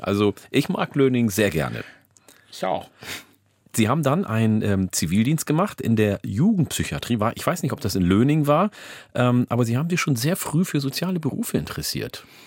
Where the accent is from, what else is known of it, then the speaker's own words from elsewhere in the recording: Ganderkesee, Lower Saxony, Germany; also born or lived in Oldenburg; weil ich in der Mitte aufgewachsen bin, in äh, Falkenburg, in der Gemeinde Gandakesee